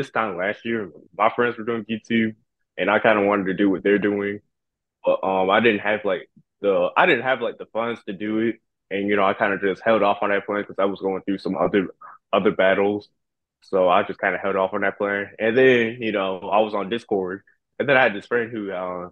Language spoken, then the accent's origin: English; Durham, North Carolina, United States; also born or lived in Baltimore, Maryland; I was born in Baltimore, Maryland, but I grew up in Durham, North Carolina